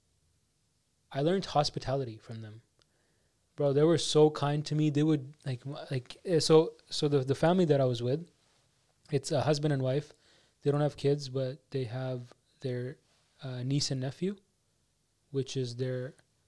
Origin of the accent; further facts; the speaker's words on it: Canada; I come from Canada.